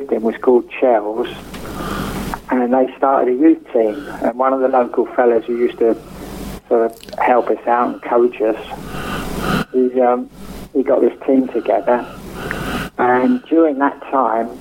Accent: Perivale, London, United Kingdom; also born or lived in West Ealing; I was born in Perryvale

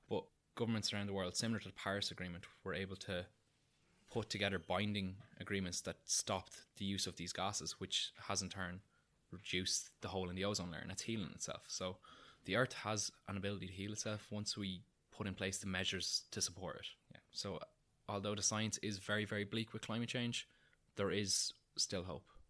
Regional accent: Newbridge, Leinster, Ireland; I'm from Kildare, I'm from Newbridge, which is about forty minutes from Dublin

